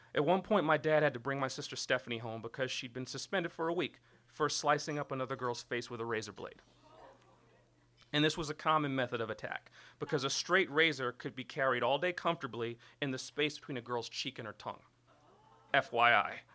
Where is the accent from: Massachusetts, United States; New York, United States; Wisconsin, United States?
New York, United States; New York City; I was born and raised in Brooklyn, New York